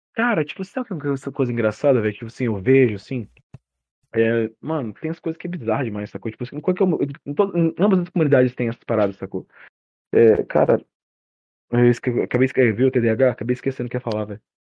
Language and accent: Portuguese; Cuiabá, Mato Grosso, Brazil; Eu sou brasileiro, né, de Cuiabá